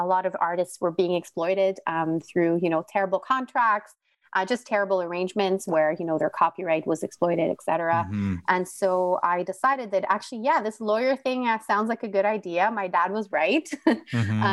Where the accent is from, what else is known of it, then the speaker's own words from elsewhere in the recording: Montreal, Quebec, Canada; moved away as an adult; now in Ottawa, Canada; I'm originally from Montreal, grew up in a very Greek family